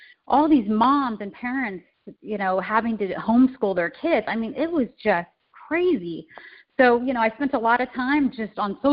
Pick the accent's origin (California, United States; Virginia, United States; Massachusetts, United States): California, United States; now in Chicago, United States; I'm originally from California, although I reside in Chicago now